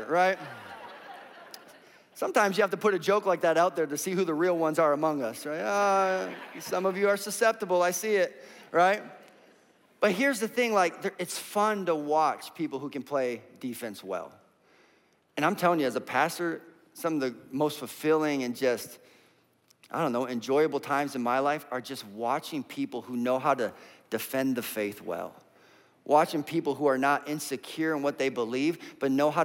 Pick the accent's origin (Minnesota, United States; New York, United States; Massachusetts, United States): Minnesota, United States; now in Indiana, United States; We're from Minnesota, and our custom is you take your shoes off at the door